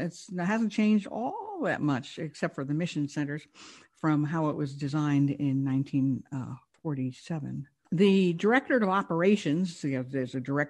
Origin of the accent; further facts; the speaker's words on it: New York, United States; I'm from New York.